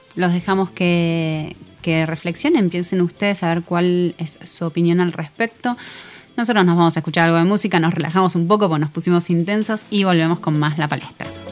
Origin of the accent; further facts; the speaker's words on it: Argentina; Somos argentinos